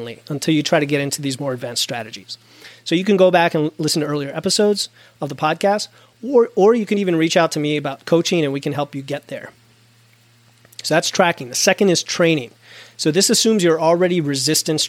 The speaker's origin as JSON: {"language": "English", "country": "United States", "said": "I'm an American, so that's my frame of reference"}